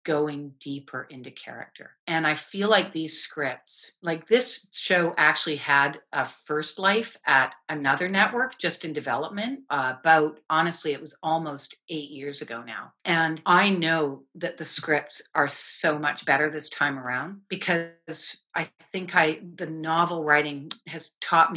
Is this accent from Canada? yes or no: yes; Canada; I'm a Canadian